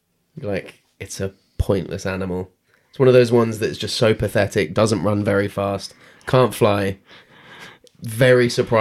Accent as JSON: {"language": "English", "country": "United Kingdom", "said": "we're British"}